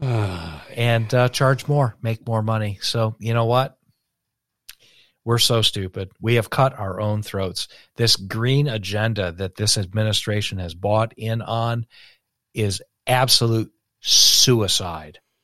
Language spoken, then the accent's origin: English; United States; as an American